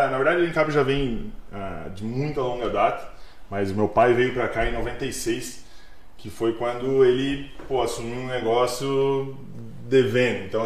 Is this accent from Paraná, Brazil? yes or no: yes; Curitiba, Paraná, Brazil; born there; Cara, eu vim da, nasci em Curitiba, na verdade. Então vim pra cá com 95. Foi quando meu pai se mudou pra cá, 96. Me mudei pra Timbó